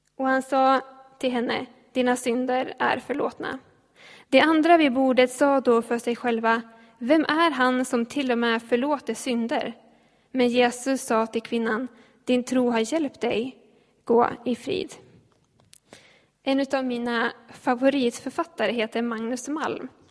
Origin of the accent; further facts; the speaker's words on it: Ljustorp, Västernorrland County, Sweden; moved away as an adult; now in Gävle, Sweden; jag bor i Gävle för tillfället men jag kommer från Ljustorp